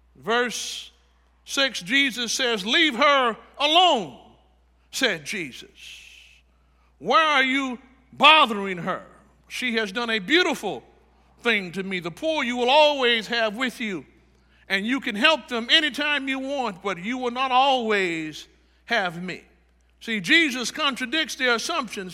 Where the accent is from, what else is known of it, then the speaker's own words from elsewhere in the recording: Chicago, Illinois, United States; now in Tampa Bay area, United States; I'm from Chicago.